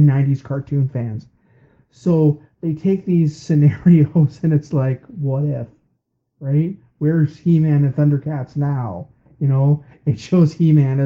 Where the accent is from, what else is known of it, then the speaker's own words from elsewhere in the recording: Canada; we're Canadian.